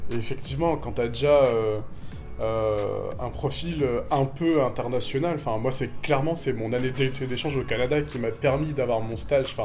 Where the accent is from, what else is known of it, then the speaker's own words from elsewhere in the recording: France; moved away as an adult; now in Tunisia; des origines tunisiennes, donc je suis franco-tunisien, mes parents sont tunisiens à la base, même si je suis français aussi.